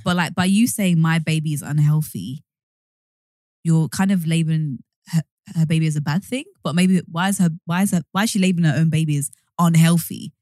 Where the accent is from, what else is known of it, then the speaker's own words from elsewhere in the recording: London, United Kingdom; we are originally from East London. We lived in Hackney